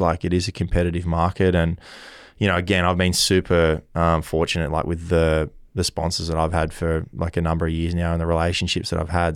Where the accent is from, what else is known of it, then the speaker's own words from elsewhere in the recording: Kiama, New South Wales, Australia; growing up in Kioma